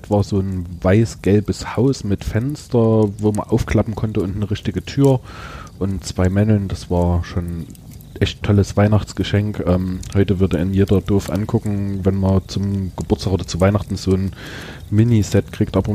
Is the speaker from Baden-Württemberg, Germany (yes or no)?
no; Talheim, Saxony, Germany; also born or lived in Gornsdorf; war geprägt durch einen Umzug. Wir sind aus Talheim weggezogen, zwar nur über einen Berg, aber da war mein ganzer Freundeskreis weg.